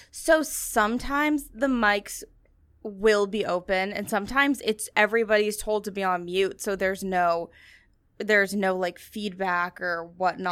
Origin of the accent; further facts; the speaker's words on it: New Hampshire, United States; moved away as an adult; now in New York, United States; I'm coming from New Hampshire